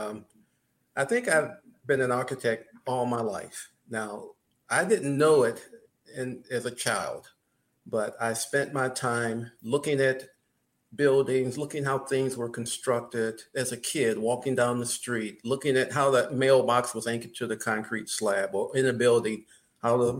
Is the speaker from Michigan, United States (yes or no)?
yes; Michigan, United States; growing up in Michigan